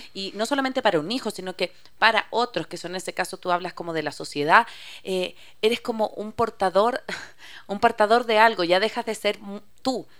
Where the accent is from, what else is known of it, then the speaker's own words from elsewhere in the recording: Chile; moved away as an adult; yo soy chilena